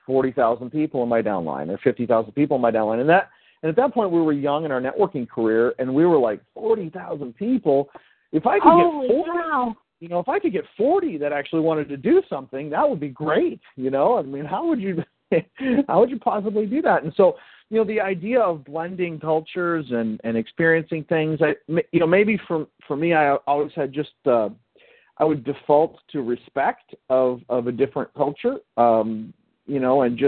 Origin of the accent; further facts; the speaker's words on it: Midwest, United States; growing up in the Midwest